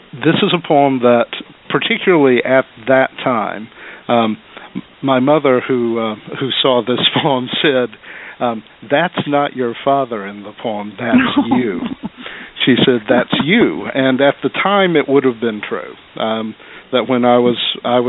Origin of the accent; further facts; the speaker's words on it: Little Rock, Arkansas, United States; moved away as an adult; now in Carbondale, United States; I was born and raised in Little Rock, Arkansas until I was 23.